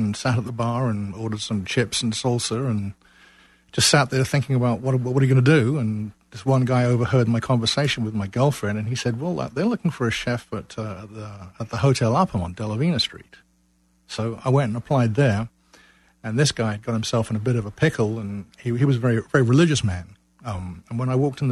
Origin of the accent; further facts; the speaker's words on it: London, United Kingdom; moved away as an adult; now in Macon, Georgia, United States; I grew up in London, and I immigrated when I was 22.